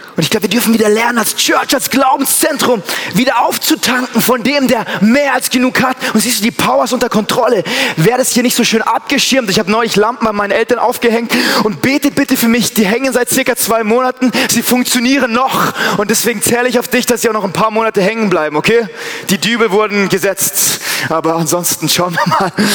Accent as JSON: {"language": "German", "country": "Germany", "said": "ich bin Deutscher"}